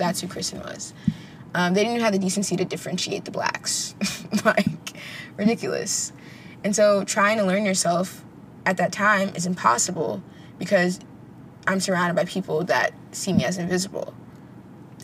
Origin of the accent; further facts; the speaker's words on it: United States; I'm Panamanian American. So there are different experiences, but we still both grew up in America